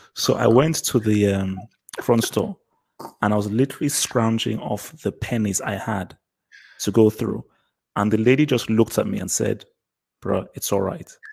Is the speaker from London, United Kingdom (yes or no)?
yes; London, United Kingdom; I was born in England, so I was born in London, but to Nigerian parents.